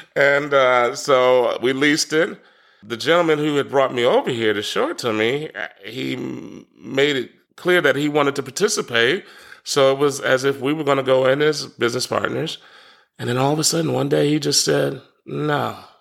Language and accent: English; Washington, District of Columbia, United States; moved away as an adult; also born or lived in Durham, North Carolina / Chapel Hill, North Carolina / Tybee Island, Georgia; born and raised in Washington, D C, so I'm a city kid